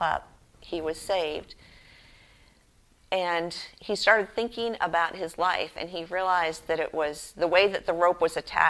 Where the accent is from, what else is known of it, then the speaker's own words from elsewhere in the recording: Boston, Massachusetts, United States; Growing up in Boston, Massachusetts, I knew John Hancock